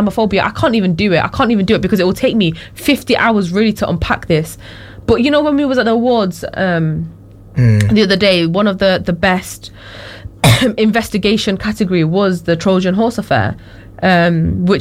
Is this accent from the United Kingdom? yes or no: yes; United Kingdom; I am also British